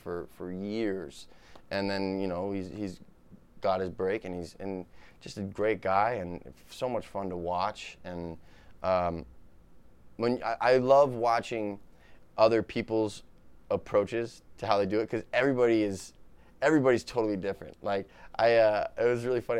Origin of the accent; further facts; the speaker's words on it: New Hampshire, United States; moved away as an adult; now in Los Angeles, United States; I love my hometown. It's beautiful.